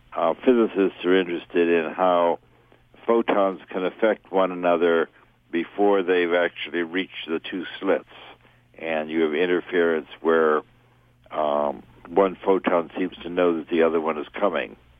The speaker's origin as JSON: {"language": "English", "town": "New York City", "region": "New York", "country": "United States", "tie": "born or raised there", "said": "growing up in New York City"}